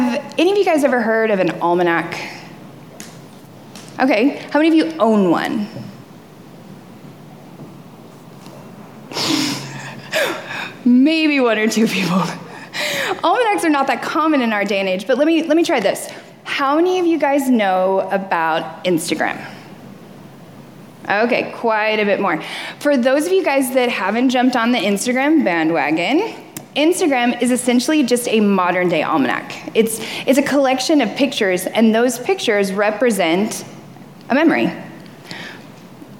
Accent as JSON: {"language": "English", "region": "the South", "country": "United States", "tie": "born or raised there", "said": "I grew up in the South, so fishing is like, it's like normal."}